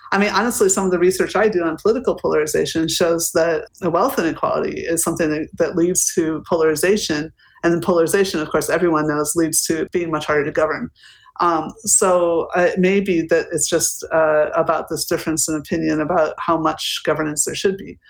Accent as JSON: {"language": "English", "country": "United States", "moved": "yes", "lives_now": "Berlin, Germany", "said": "I also see this as an American citizen with also British citizenship, which I took in order to have E U citizenship, sitting in Berlin"}